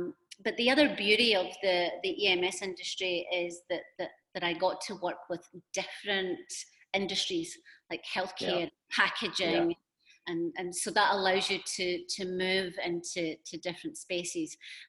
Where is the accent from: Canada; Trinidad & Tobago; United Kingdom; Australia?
United Kingdom; Scotland; moved away as an adult; also born or lived in United States / China / Singapore; and then I moved to the US from Scotland and did a lot of work there around really HR operations, and then into talent.